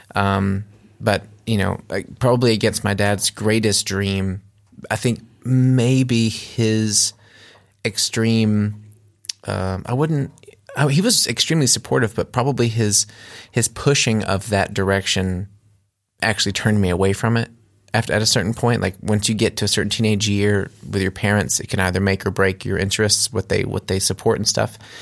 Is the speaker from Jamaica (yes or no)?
no; United States; moved away as an adult; now in Germany; I grew up in America